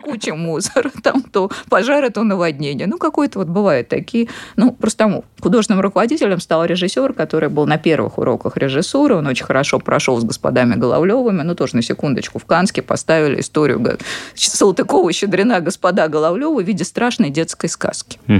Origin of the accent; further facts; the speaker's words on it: Tashkent, Uzbekistan; moved away; Я сама из Ташкента